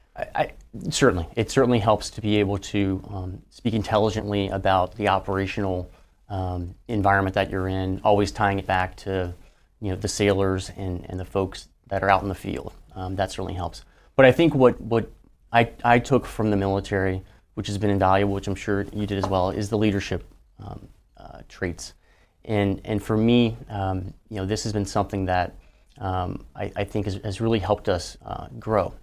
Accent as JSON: {"language": "English", "region": "Louisiana", "country": "United States", "tie": "born or raised there", "said": "growing up in Louisiana, I didn't, I didn't grow up in a military family"}